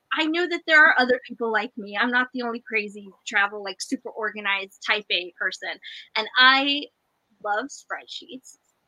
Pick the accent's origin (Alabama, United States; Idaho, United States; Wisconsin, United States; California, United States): Idaho, United States; I'm from Idaho